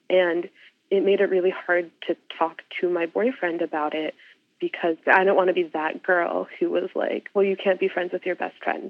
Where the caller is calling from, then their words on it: Salisbury, Maryland, United States; I am currently in Salisbury, Maryland.